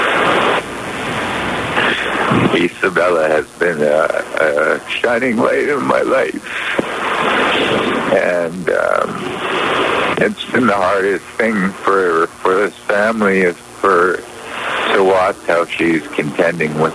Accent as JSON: {"language": "English", "region": "British Columbia", "country": "Canada", "said": "as British Columbians and Canadians"}